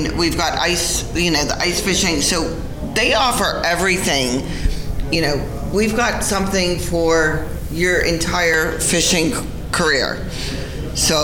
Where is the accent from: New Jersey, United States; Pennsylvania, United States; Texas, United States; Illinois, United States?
Texas, United States; South; moved away; I'm from South Texas